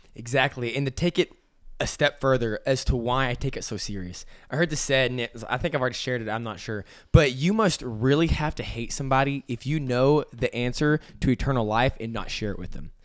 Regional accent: Amarillo, Texas, United States; I grew up in Amarillo, Texas, and I love it there.

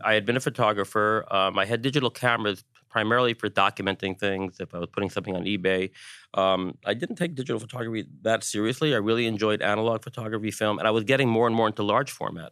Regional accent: New York, United States; as a New Yorker

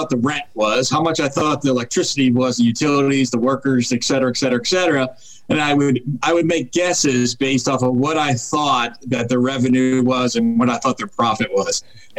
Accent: New England, United States; born there; now in Northern Virginia, United States; So I was born in New England, and I currently live in Northern Virginia, right outside of Washington, D.C.

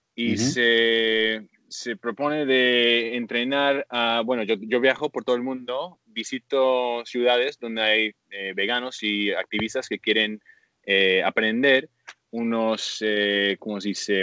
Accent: Canada; now in Bali, Indonesia; soy un activista canadiense de, basado en Toronto

